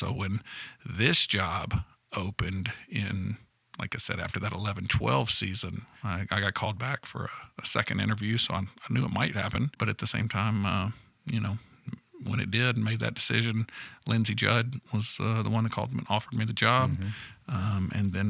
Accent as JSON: {"language": "English", "town": "Nashville", "region": "Tennessee", "country": "United States", "tie": "born or raised there", "also_born_or_lived": "Europe", "said": "born and raised in the Middle Tennessee area, and then aside from about 5 years abroad, and a passport that had been stamped a number of times back in the Middle Tennessee area"}